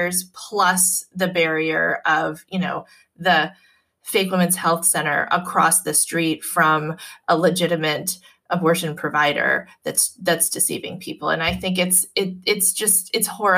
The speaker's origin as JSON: {"language": "English", "region": "Massachusetts", "country": "United States", "said": "in Massachusetts, in my home state"}